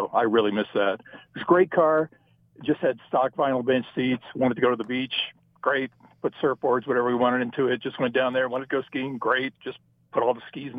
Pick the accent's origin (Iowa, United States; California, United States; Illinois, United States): California, United States; Torrance; I grew up in SoCal, a place called Torrance.